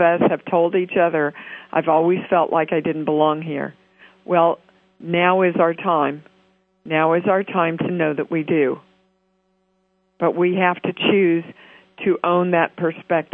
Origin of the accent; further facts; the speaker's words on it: Kansas City, United States; my hometown